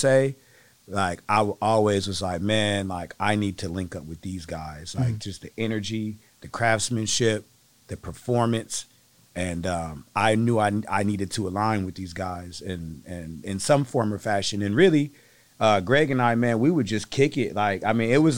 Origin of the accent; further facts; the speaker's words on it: Flint, Michigan, United States; also born or lived in Berkeley, California; now in Seattle, United States; I moved here from the Bay Area, Berkeley, California, to be exact. Mm. But I'm from Flint, Michigan.